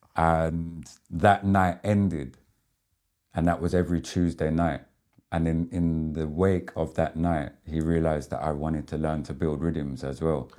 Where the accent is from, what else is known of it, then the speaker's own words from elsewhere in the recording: Southend-on-Sea, East of England, United Kingdom; the dial code of my hometown